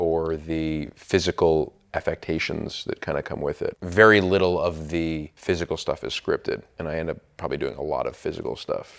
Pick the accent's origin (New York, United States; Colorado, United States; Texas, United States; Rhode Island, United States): New York, United States; growing up in New York on the East Coast